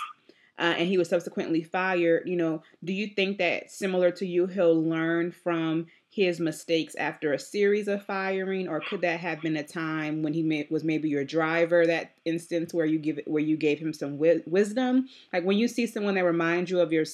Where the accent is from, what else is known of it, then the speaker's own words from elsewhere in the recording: New Orleans, Louisiana, United States; I'm from New Orleans. I'm in New Orleans right now